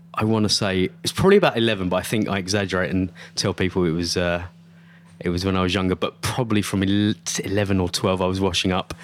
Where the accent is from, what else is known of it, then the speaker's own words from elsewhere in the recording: Essex, East of England, United Kingdom; I grew up in Essex